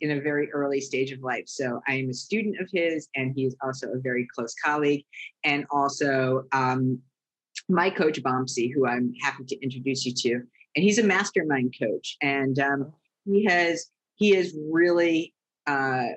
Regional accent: East Coast, United States; I grew up on the East Coast

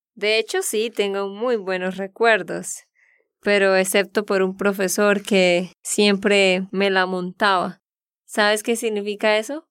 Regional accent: Santander, Colombia; de Santander, Colombia

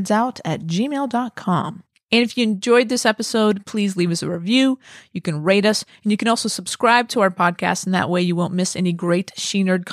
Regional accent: Southern California, United States; I grew up here. I'm from Southern California.

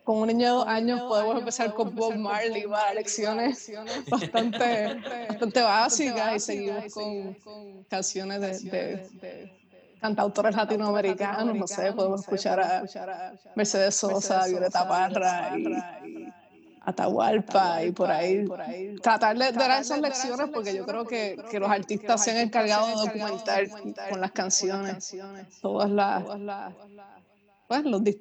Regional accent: Puerto Rico; bajo un discurso de que somos puertorriqueños, somos iguales.

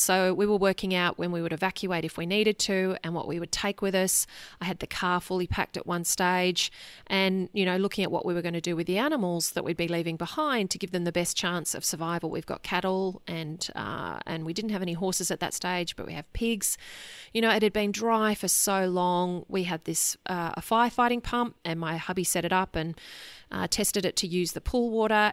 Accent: Sydney, New South Wales, Australia; I grew up in Sydney. It's where I went to school and university

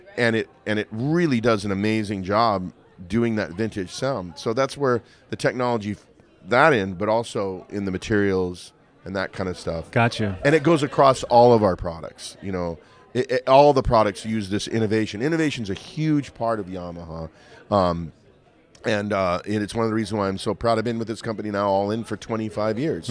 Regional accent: Montana, United States; I grew up in Montana

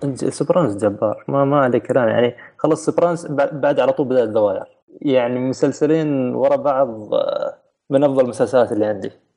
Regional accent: United Arab Emirates; من الامارات

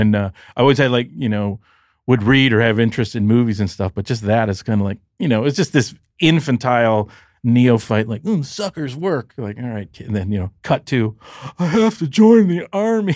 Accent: Detroit, Michigan, United States; moved away; I grew up very middle class, and in Detroit, there's a demarcation line

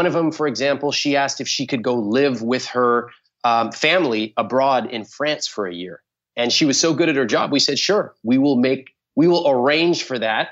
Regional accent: California, United States; I was born in California

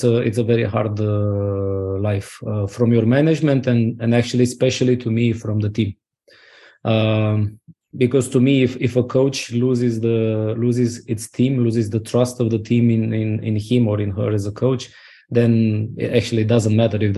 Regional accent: Romania

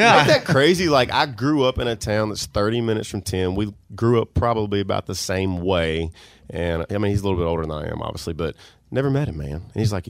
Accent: Bastrop, Louisiana, United States; If you're going to go to Bastrop, Louisiana, the town that I grew up in.

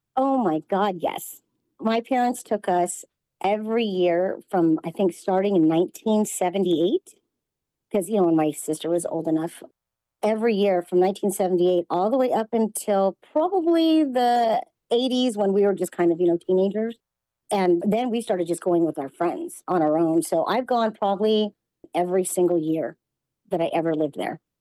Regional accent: Los Angeles, California, United States; now in Las Vegas, United States; I was born in Los Angeles, California, in the San Fernando Valley.

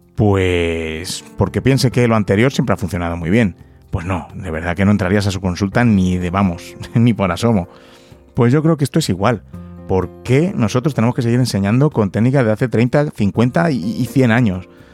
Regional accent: Madrid, Community of Madrid, Spain; also born or lived in London; soy de, Madrid, he nacido aquí en Madrid. La verdad es que en ese sentido tampoco he tenido mucho movimiento. Casi siempre he estado aquí viviendo

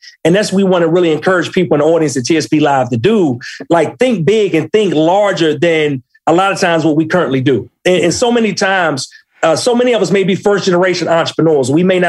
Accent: Maryland, United States; No, I'm originally from Maryland, Prince George's County. So if not already, my DMV vernacular will pick up during the interview at some point.

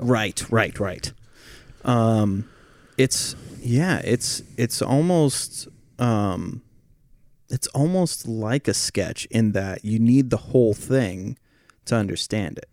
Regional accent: Oregon, United States; when I was growing up in Oregon

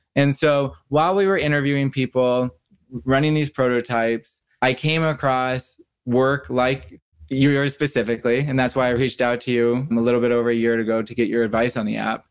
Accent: Santa Barbara, California, United States; I grew up in Santa Barbara, California

